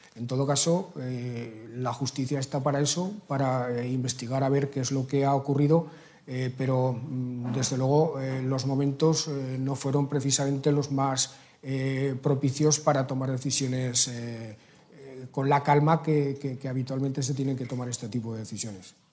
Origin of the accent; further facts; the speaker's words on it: Aragon, Spain; como aragonés, como ciudadano y como presidente del Gobierno de Aragón